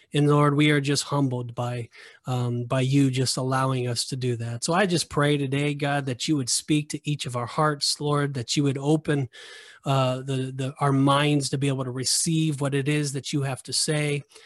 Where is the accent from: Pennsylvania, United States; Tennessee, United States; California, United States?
California, United States; Southern; I've never experienced the backcountry before 'cause I'm from Southern California